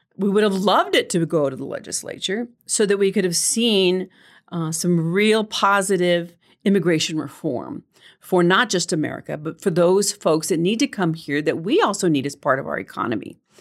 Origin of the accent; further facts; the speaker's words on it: El Paso, Texas, United States; moved away; also born or lived in New Mexico; I was born and raised in El Paso.